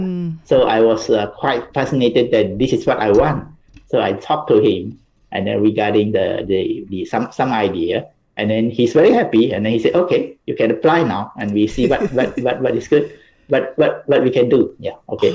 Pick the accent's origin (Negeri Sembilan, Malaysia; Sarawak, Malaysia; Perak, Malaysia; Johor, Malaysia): Perak, Malaysia; Ipoh; moved away as an adult; also born or lived in Singapore; now in Taiwan; I'm from Malaysia. I'm from Ipoh, a city in between uh, Kuala Lumpur and Penang.